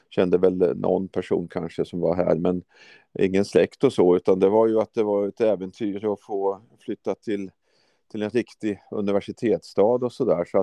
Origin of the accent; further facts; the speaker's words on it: Norrköping, Östergötland, Sweden; moved away as an adult; now in Uppsala, Sweden; Jag flyttade ju till Uppsala 84 redan då från eh, Norrköping kom jag från Östergötland.